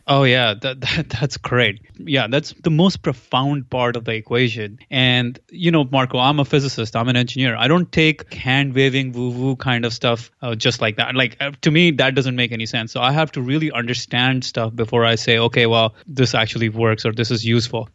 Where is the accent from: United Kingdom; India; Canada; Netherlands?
India; moved away; I am from India originally, so I'm a physics guy